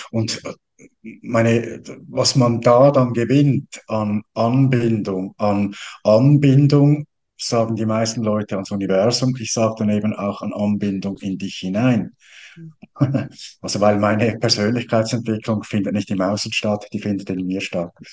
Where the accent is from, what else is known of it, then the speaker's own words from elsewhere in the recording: Switzerland; als Schweizer